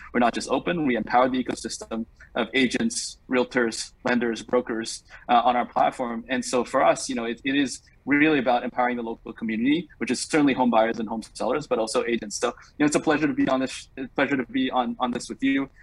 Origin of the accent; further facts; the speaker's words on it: Singapore; moved away as an adult; also born or lived in New York; now in United States; I grew up in Singapore, um, served in the military there for, for two years